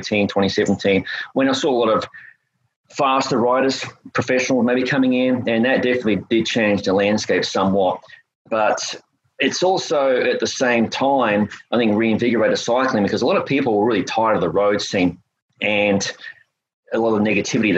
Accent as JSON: {"language": "English", "country": "Australia", "also_born_or_lived": "North Florida, United States", "moved": "as an adult", "lives_now": "United States", "said": "I'm originally from Australia. I moved to the United States around about 1998."}